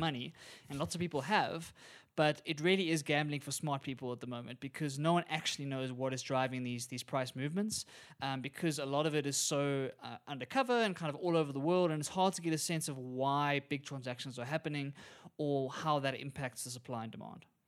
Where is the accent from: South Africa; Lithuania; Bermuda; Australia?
South Africa; As a South African